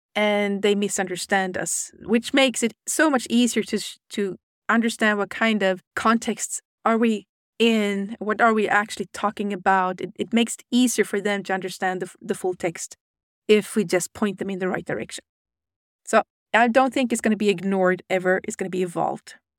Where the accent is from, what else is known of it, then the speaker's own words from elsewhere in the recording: Sweden; I'm from Sweden